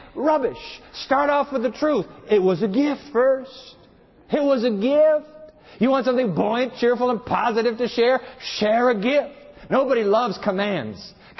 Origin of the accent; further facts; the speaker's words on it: Japan; You know, I learned this actually from my dad. Growing up in Japan, every time Dad would go on a trip, he would promise us that when he got back, he would bring us an omiyage.